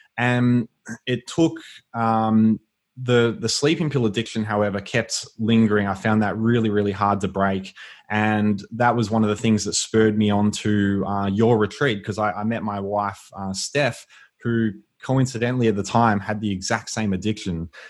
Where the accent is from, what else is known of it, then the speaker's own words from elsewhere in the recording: Melbourne, Victoria, Australia; I was born and raised in Melbourne. Um, I grew up in a area called the Yarra Valley